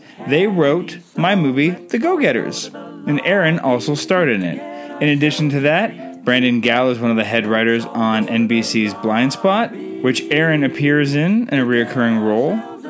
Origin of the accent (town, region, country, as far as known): Canada